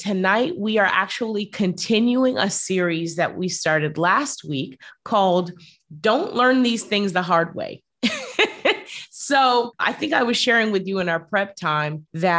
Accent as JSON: {"language": "English", "country": "United States", "lives_now": "Bermuda", "said": "We're US, but we live in Bermuda."}